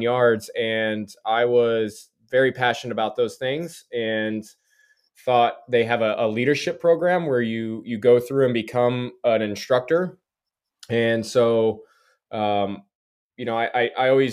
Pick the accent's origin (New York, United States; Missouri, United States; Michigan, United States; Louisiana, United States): Missouri, United States; Branson; my hometown